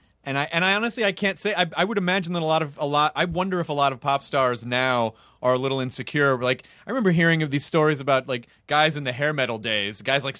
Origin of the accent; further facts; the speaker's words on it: Australia; Sorry, guys. I'm Australian.